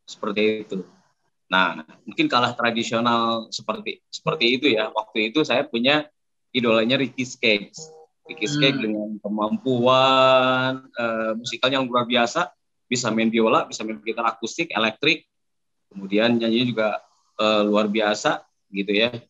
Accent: Indonesia; karena saya dibesarkan di Indonesia dulu zaman dulu untuk

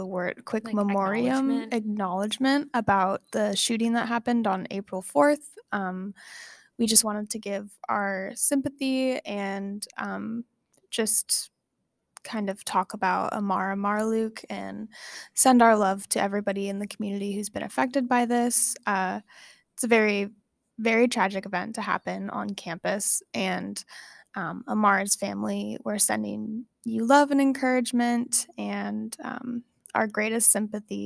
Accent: Rogue Valley, Oregon, United States; moved away as an adult; now in Portland, United States; I'm from the Rogue Valley, and it's a lot more dry

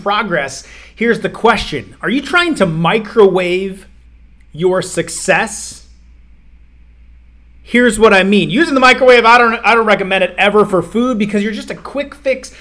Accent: Iowa, United States; I grew up in Iowa

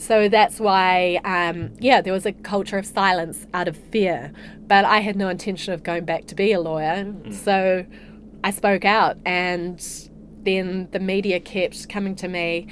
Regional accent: Hamilton, Waikato, New Zealand; also born or lived in Morrinsville / Dublin, Ireland / Singapore; now in Queenstown, New Zealand; I'm a Waikato girl originally. So I spent the first six years of my life on a dairy farm in Morrinsville. And then my family moved to Waikato and I went to school there.

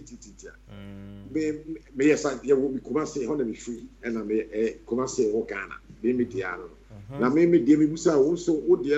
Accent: London, United Kingdom; When I was growing up in London

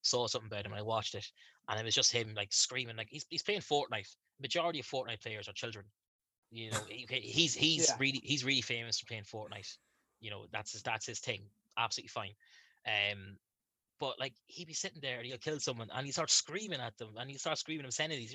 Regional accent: Ireland; I'm from Ireland

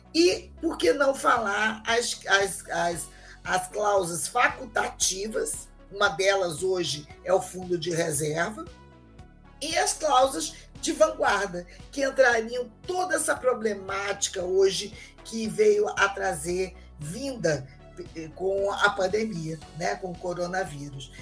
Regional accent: Rio de Janeiro, Brazil; eu sou do Rio de Janeiro

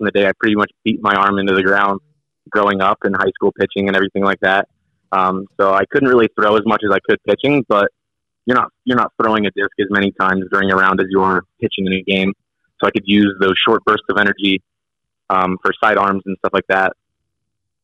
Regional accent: Fort Jennings, Ohio, United States; moved away as an adult; also born or lived in Toledo; I grew up in the Fort Jennings area, the Putnam County area

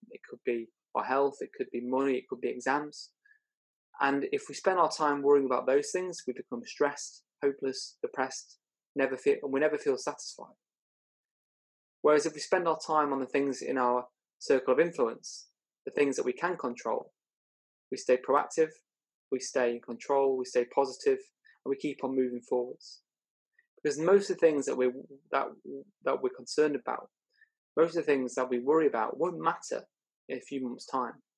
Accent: Chester, North West England, United Kingdom; I was brought up in Chester, and my parents gave me a great start in life.

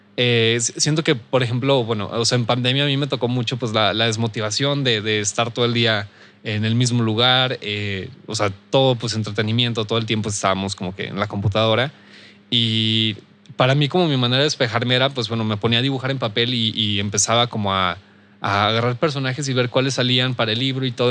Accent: Saltillo, Coahuila, Mexico; soy de aquí de Saltillo

